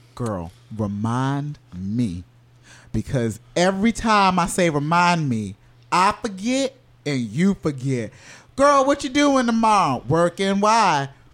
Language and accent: English; Orlando, Florida, United States; I grew up in Orlando